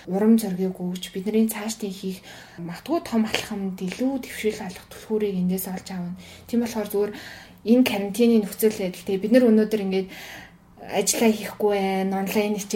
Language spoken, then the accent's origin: Mongolian; Mongolia; би ямар гоё газар амьдарч байгаа юм бэ те ямар сайхан эх орондоо байгаа юм бэ